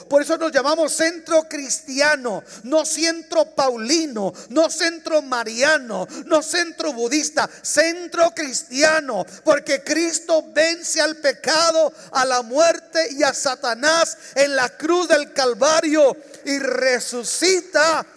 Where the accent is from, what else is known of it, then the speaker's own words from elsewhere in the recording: Mexico; now in United States; Yo soy mexicano.